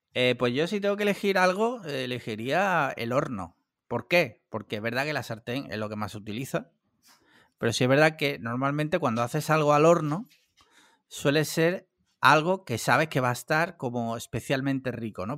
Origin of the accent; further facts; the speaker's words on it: Andalusia, Spain; yo no soy valenciano, ni murciano, ni nada, yo soy andaluz